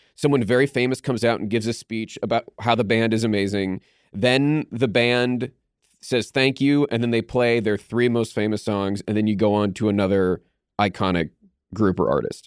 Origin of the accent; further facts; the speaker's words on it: Pittsburgh, Pennsylvania, United States; I grew up in Pittsburgh